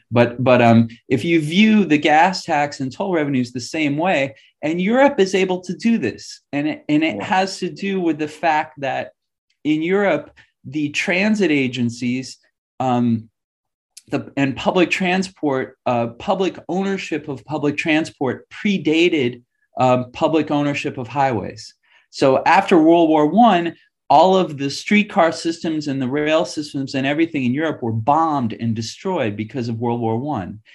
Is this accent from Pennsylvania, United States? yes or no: no; New York City, New York, United States; moved away; I grew up in New York City